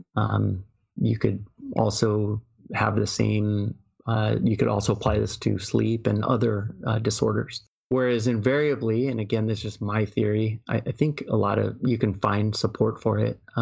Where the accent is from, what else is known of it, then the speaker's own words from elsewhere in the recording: United States; I'm American